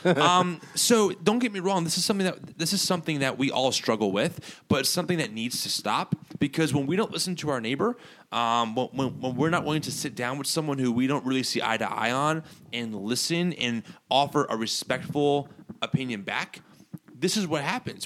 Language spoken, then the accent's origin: English; United States; as American Christians